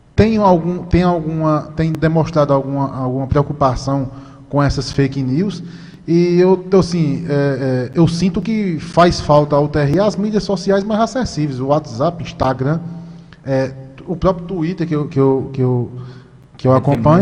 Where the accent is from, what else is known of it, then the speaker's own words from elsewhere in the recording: Vieirópolis, Paraíba, Brazil; Eu sou de Vieirópolis, aqui uma cidade pertinho, uma cidade pequena